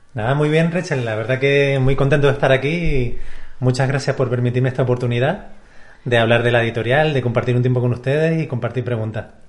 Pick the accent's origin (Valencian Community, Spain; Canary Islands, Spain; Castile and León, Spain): Canary Islands, Spain; nací aquí en Canarias